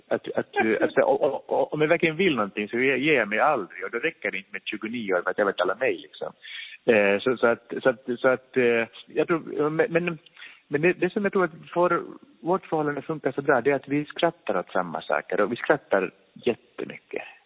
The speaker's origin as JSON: {"language": "Swedish", "country": "Finland", "tie": "born or raised there", "moved": "yes", "said": "jag är från Finland"}